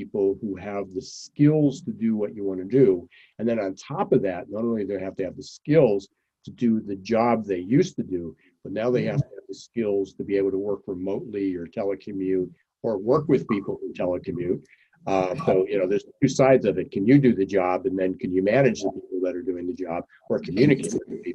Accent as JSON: {"language": "English", "region": "Pennsylvania", "country": "United States", "moved": "yes", "said": "I'm from Pennsylvania, originally."}